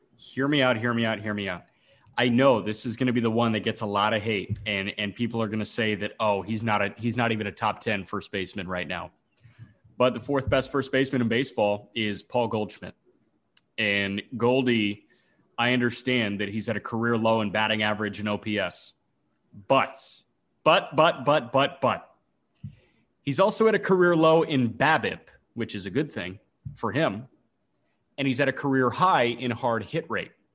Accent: Chicago, Illinois, United States; as a Chicagoan

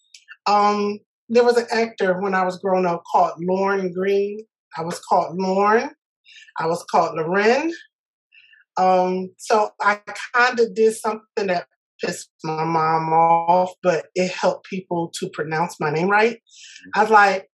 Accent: Philadelphia, Pennsylvania, United States; I was born in Philadelphia at a hospital that is no longer there

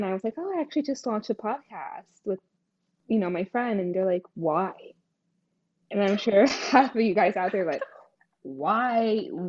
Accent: Greenville, New Jersey, United States; And I am currently still in New Jersey, from Greenville, and I'm Portuguese and Indian.

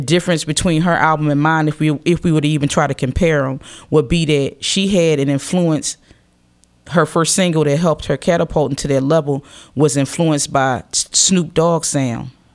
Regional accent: Philadelphia, Pennsylvania, United States; I represent Philadelphia because I'm a Philadelphian.

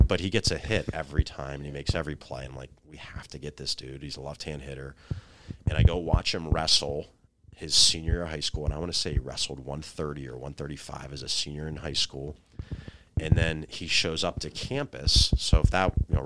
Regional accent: Western Pennsylvania, United States; now in Newark, Delaware, United States; growing up in Western PA

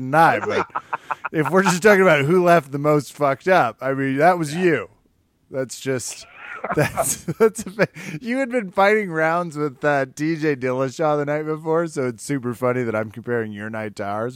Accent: United States; I'm so American.

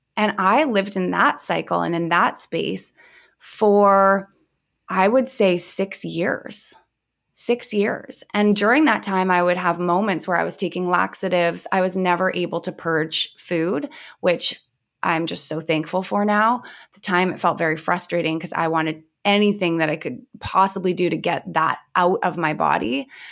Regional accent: Vancouver, British Columbia, Canada; I grew up in Vancouver, B C, and I had a very quote unquote normal upbringing.

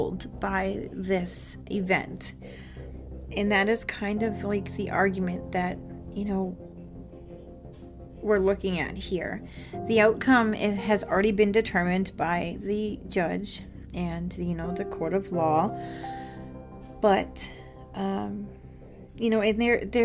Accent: Massachusetts, United States; I'm from Massachusetts

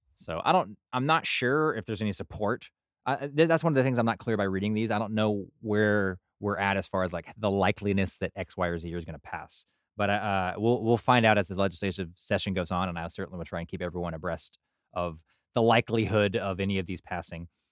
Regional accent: Burleson, Texas, United States; growing up in Burleson

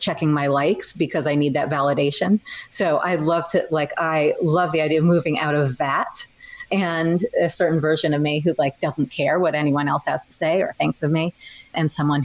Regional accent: New York, United States; memoir about growing up in New York as a dork.

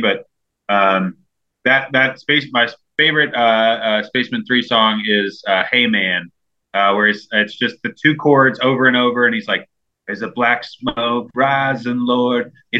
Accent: Chicago, Illinois, United States; moved away as an adult; also born or lived in Birmingham, Alabama; now in Nashville, United States; I grew up in Chicago.

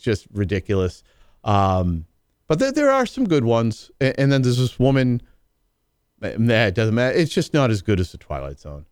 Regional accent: New England, United States; I'm from New England.

